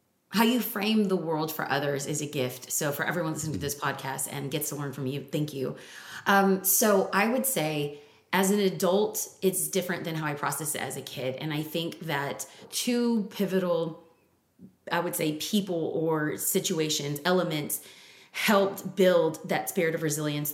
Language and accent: English; California, United States; we're from California